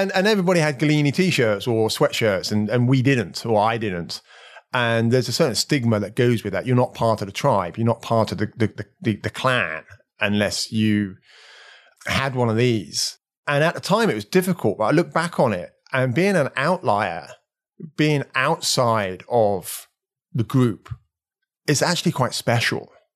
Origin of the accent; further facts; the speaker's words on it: Slough, South East England, United Kingdom; I was born in Slough